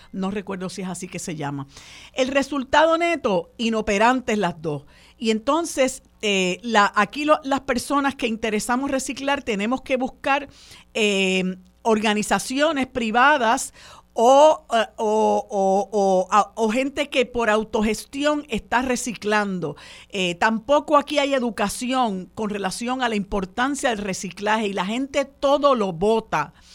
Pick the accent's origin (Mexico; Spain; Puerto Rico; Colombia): Puerto Rico